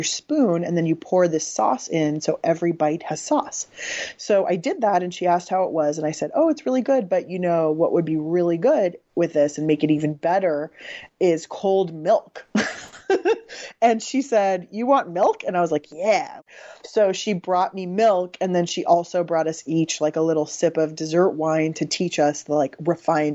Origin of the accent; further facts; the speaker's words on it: San Diego, California, United States; I grew up in San Diego